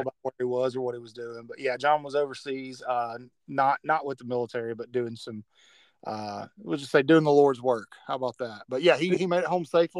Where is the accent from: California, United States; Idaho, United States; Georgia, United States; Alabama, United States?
Alabama, United States; moved away as an adult; now in Florida, United States; I've lived in Alabama my entire life, except for when I was in the military for a couple of years. But I lived in Alabama my entire life, live in Florida now. And, of course, everybody knows I'm from Alabama